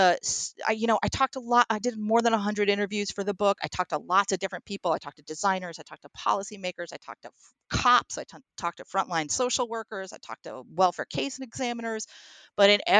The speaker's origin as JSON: {"language": "English", "town": "Troy", "region": "New York", "country": "United States", "tie": "born or raised there", "said": "a residential YWCA in my hometown of Troy, New York."}